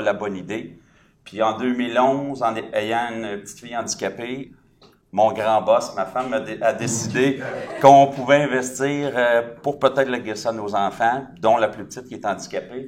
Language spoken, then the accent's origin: French; Saint-Jérôme, Quebec, Canada; je suis de Saint-Jérôme